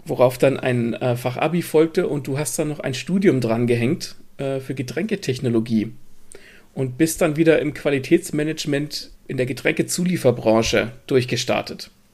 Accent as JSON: {"language": "German", "town": "Gelnhausen", "region": "Hesse", "country": "Germany", "moved": "yes", "said": "Das ist ungefähr die Ecke, wo ich ursprünglich herkomme"}